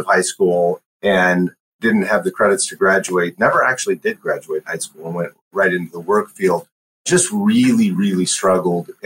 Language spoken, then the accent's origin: English; Shoreline, Washington, United States; also born or lived in Alaska / Michigan; I grew up in a suburb of Seattle, North Seattle Shoreline, actually. Born and raised there